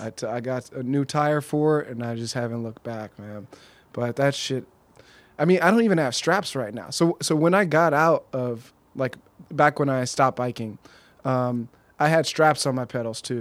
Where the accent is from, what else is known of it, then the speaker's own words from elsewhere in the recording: Pasadena, California, United States; I'm from Pasadena